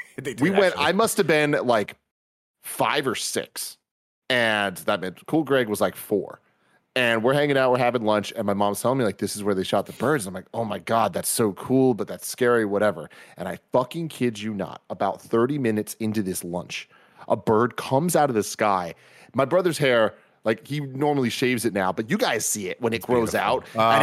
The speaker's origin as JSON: {"language": "English", "town": "San Francisco", "region": "California", "country": "United States", "tie": "born or raised there", "said": "I grew up in San Francisco. There's fucking pigeons and shit everywhere."}